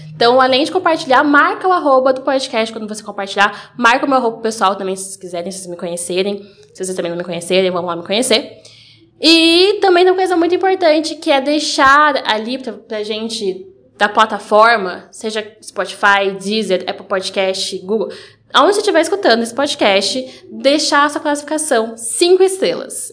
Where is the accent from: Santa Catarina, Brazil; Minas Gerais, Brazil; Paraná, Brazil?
Paraná, Brazil; Curitiba; eu sou de Curitiba, nasci né, em Curitiba, mas eu comecei o balé na região metropolitana